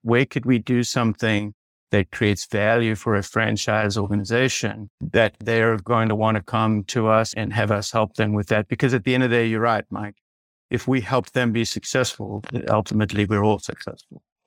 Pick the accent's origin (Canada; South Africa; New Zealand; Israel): South Africa; moved away as an adult; now in United States; I grew up in South Africa and, and I did my, my undergrad actually in South Africa